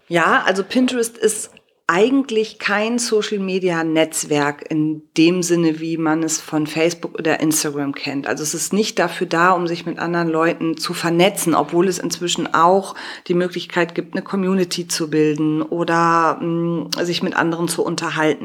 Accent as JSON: {"language": "German", "town": "Cologne", "region": "North Rhine-Westphalia", "country": "Germany", "said": "ich bin Kölnerin"}